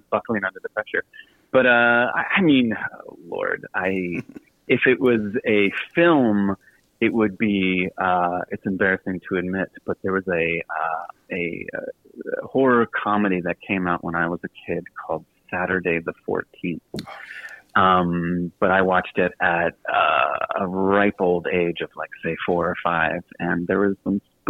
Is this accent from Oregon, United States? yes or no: no; Richmond, Virginia, United States; I do remember growing up in Woodmont suburb in Richmond, Virginia